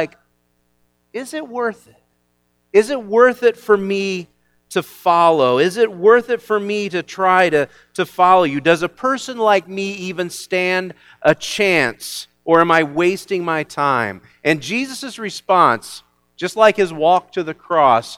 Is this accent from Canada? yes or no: no; Illinois, United States; I am from Illinois, and I grew up in a town a lot like this one